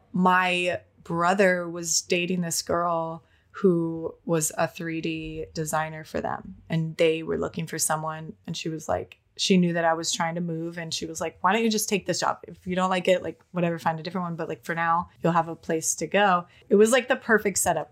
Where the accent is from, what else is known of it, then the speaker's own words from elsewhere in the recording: Minnesota, United States; moved away as an adult; now in Los Angeles, United States; I was born in Minnesota in a small county